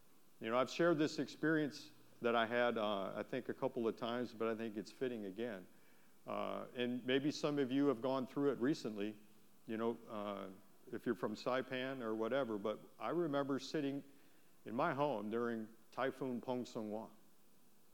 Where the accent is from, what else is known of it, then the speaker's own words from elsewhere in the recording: Wisconsin, United States; moved away; I'm from Wisconsin, right? We have tornadoes